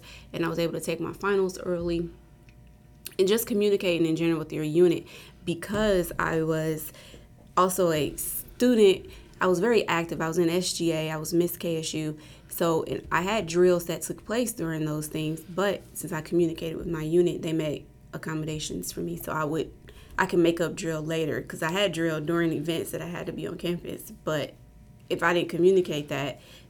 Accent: Indianapolis, Indiana, United States; moved away as an adult; I'm from Indianapolis, Indiana

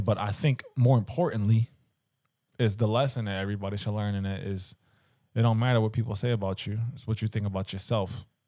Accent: Philadelphia, Pennsylvania, United States; growing up in Philly

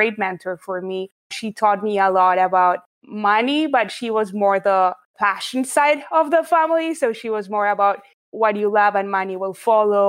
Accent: Buenos Aires, Argentina; So I grew up in Buenos Aires, Argentina. That's where I'm from

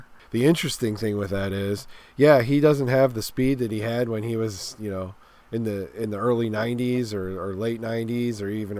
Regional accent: Pittsburgh, Pennsylvania, United States; living in Pittsburgh, growing up in Pittsburgh area.

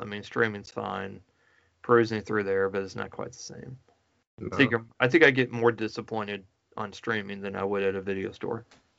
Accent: Missouri, United States; Living in Missouri, you know, growing up in Missouri

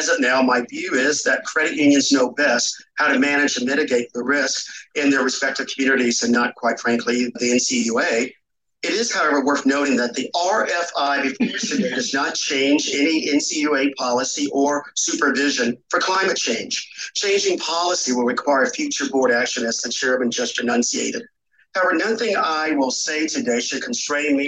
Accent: North Carolina, United States; moved away; I am from North Carolina, where I grew up and still like calling it home.

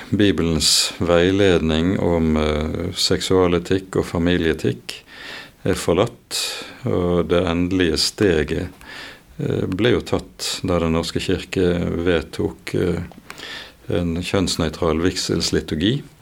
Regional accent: Bergen, Vestland, Norway; Jeg vokste opp oppe på Landås

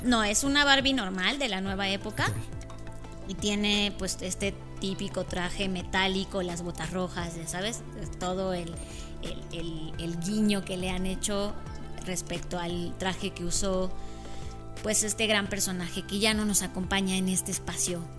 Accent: Mexico; como los mexicanos somos

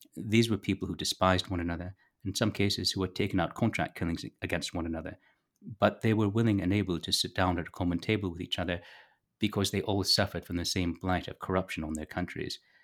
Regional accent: Toronto, Ontario, Canada; moved away as an adult; now in rural Canada; I was born in Toronto. I now live in rural Canada

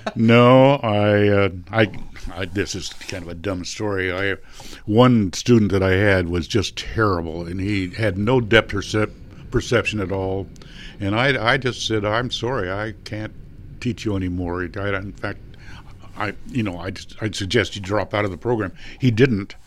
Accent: San Marino, California, United States; that's where I grew up in San Marino.

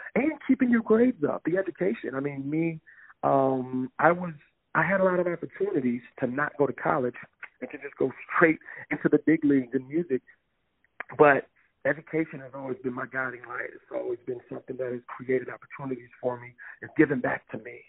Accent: Lansing, Michigan, United States; now in Twin Cities, United States; me being from Lansing

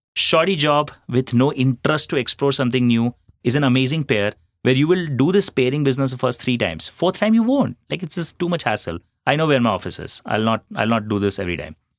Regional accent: Ahmedabad, Gujarat, India; moved away as an adult; also born or lived in Jodhpur / Chennai; I'm a Marwadi from Jodhpur, uh, but born and brought up in Ahmedabad

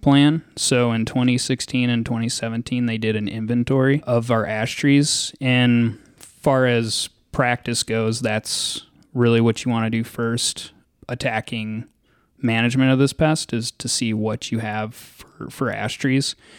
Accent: Dallas, Texas, United States; moved away as an adult; also born or lived in Western Colorado / Twin Cities, Minnesota; now in Farmington, United States; I'm originally from Dallas, Texas

